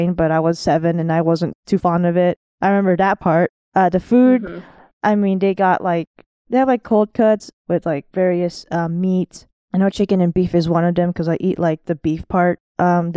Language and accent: English; Los Angeles, California, United States; first language English; also born or lived in Monterey Park / Montebello; now in Las Vegas, United States; I grew up in a predominantly diverse area in California, which is East